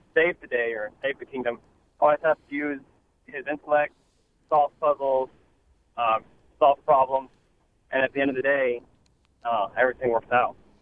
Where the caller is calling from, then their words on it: Houston, Texas, United States; I'm calling from Houston, Texas.